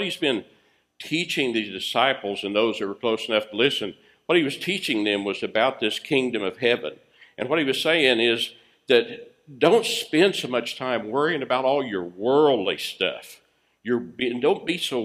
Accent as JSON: {"language": "English", "country": "United States"}